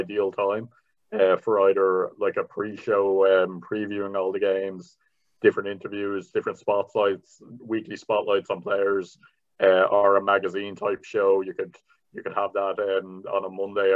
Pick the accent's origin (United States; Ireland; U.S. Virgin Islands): Ireland; Bray, Leinster; I'm from Bray in County Wicklow. There was no one who sounded like where I grew up in those ads